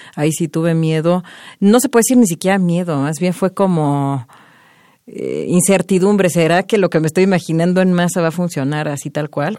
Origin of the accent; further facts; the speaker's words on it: Mexico; moved away as an adult; also born or lived in Montreal, Canada; Desde mi origen, pues obviamente siempre voy a sentir que soy más mexicana que canadiense porque pues es de aquí